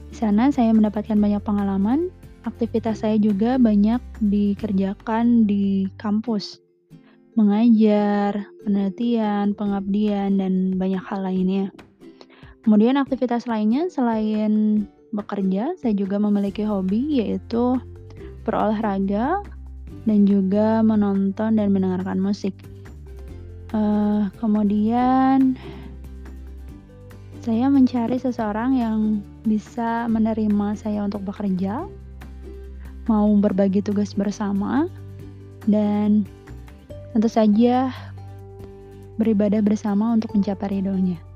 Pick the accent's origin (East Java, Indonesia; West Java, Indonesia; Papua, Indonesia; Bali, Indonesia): West Java, Indonesia; Bandung; born there; Saya lahir di Bandung 21 Januari 1993.